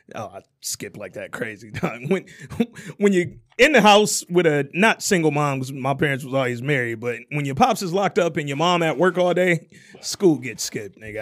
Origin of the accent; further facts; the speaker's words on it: Oak Park, Michigan, United States; also born or lived in Alabama; walking to Scotia Stop right here in Oak Park.